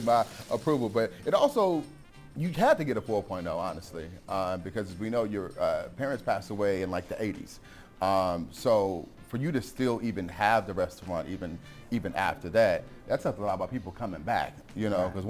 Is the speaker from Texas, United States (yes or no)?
no; Missouri, United States; moved away; I'm from Missouri